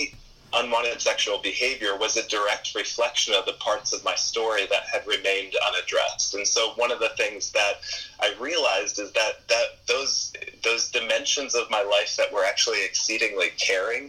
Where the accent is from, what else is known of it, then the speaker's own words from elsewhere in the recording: East Coast, United States; I grew up on the East Coast, and my father was a pastor